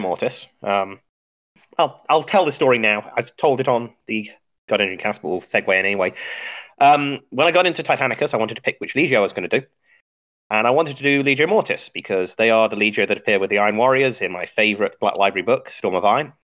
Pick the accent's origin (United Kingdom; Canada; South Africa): United Kingdom; Midlands; moved away as an adult; now in United States; I originally from the UK, uh, born in the Midlands, uh, best part of England